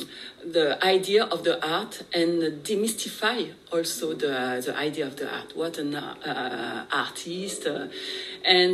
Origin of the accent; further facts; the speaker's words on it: France; moved away; I grew up in France in a Vietnamese family